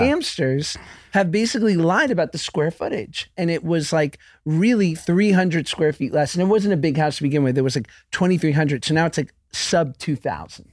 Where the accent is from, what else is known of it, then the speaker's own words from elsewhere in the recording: New York, United States; now in Los Angeles, United States; I'm from New York, but I live in L A now.